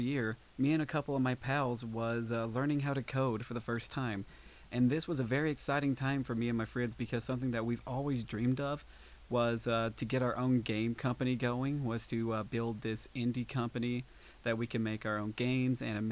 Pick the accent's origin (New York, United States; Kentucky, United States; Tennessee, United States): Kentucky, United States; Pikeville; I am from Pikeville